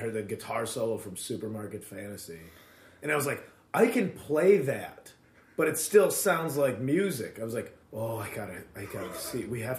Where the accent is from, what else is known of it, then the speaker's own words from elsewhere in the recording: Addison, Illinois, United States; Chicagoland area, suburbs.